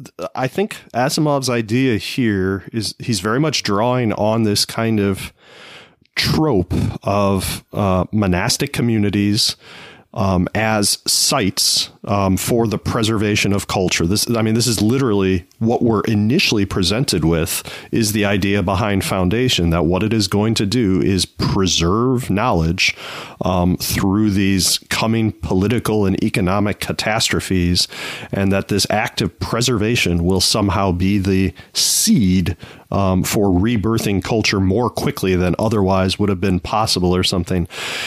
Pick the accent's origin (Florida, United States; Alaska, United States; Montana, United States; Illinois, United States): Illinois, United States; Naperville; near where you and I grew up in Naperville, there is a university called Benedictine University